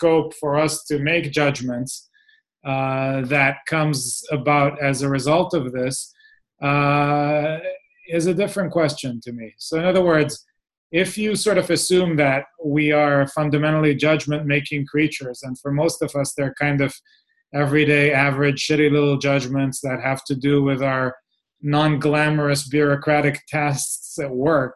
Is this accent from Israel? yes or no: yes; Israel; I come from Israel where everybody is a strategist